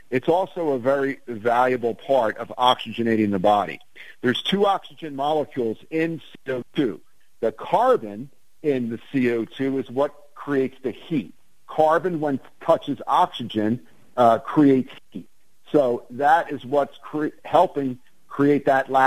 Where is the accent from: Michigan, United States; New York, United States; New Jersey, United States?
New Jersey, United States; Ventnor City; growing up in Ventnor